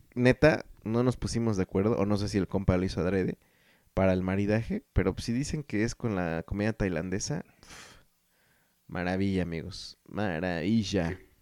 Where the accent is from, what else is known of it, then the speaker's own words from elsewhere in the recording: Mexico; also born or lived in Guadalajara, Jalisco; somos mexicanos